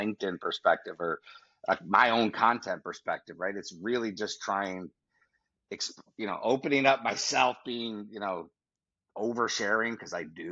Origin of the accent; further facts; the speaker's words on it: New York, United States; I'm from New York